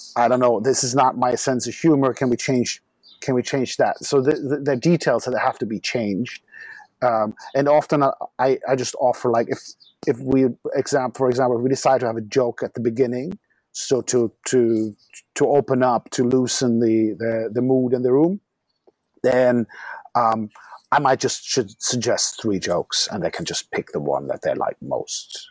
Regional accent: Düsseldorf, North Rhine-Westphalia, Germany; moved away as an adult; also born or lived in Frankfurt; now in Berlin, Germany; Dusseldorf is my hometown

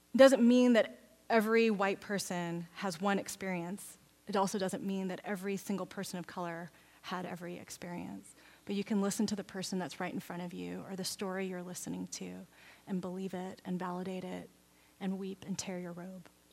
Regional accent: Texas, United States; now in Oregon, United States; I grew up in Texas

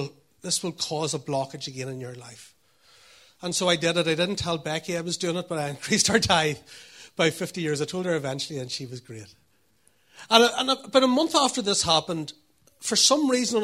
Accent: Northern Ireland, United Kingdom; I was brought up here.

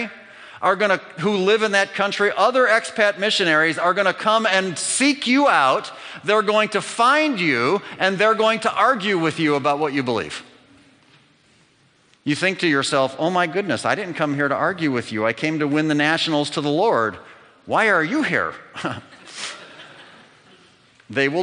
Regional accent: United States; moved away as an adult; I am American

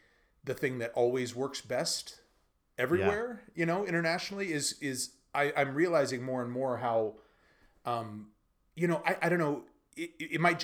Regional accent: United States; also born or lived in Beijing, China; now in Sofia, Bulgaria; as an American

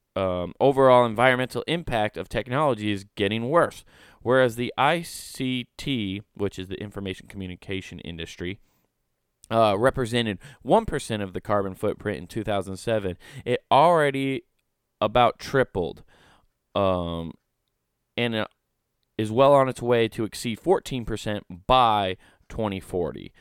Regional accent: Council Bluffs, Iowa, United States; my hometown of Council Bluffs

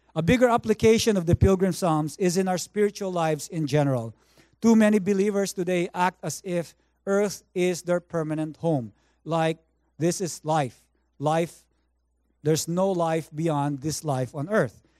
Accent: Philippines; now in Vancouver, Canada; I grew up in the Philippines

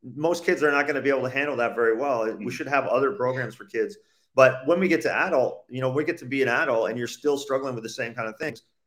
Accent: Canada; born or raised there; moved away as an adult

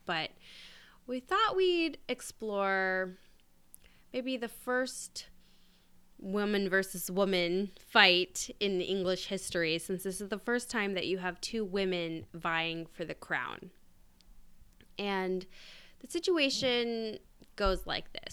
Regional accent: United States; as an American

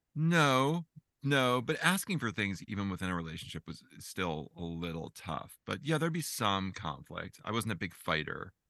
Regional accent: Edison, New Jersey, United States; moved away; I grew up in New Jersey, not far from there

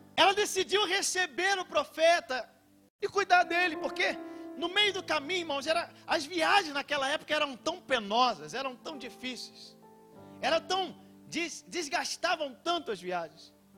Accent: Rio de Janeiro, Brazil; Eu sou carioca

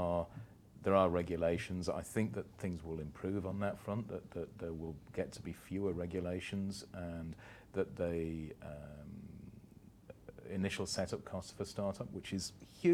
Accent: United Kingdom; now in Dubai, United Arab Emirates; I'm a Brit.

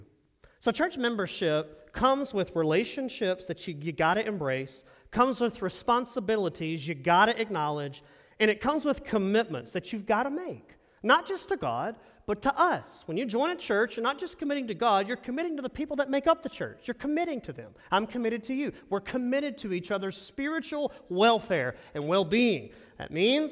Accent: Texas, United States; moved away; I'm from Texas

